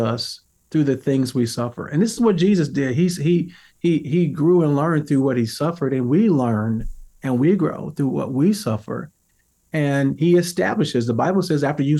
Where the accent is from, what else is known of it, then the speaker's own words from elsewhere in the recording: St. Louis, Missouri, United States; I grew up in America, you know, in St. Louis, Missouri